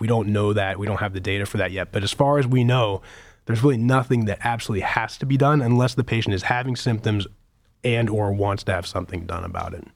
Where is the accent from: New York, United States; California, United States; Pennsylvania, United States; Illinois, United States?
Pennsylvania, United States; Pittsburgh; moved away as an adult; also born or lived in New England; now in Cleveland, United States; I grew up in Pittsburgh